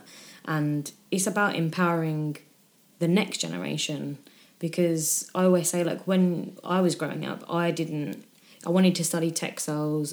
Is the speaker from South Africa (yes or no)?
no; United Kingdom; I say I fall into the category of being British